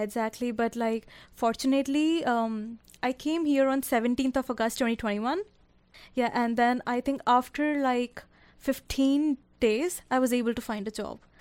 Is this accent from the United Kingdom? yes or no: no; Karnal, Haryana, India; moved away as an adult; now in Canada; I am specifically from Karnal, Haryana